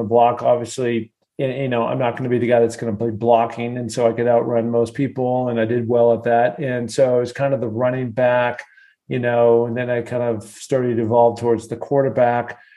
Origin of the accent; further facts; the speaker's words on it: Seattle, Washington, United States; I grew up in Seattle, Washington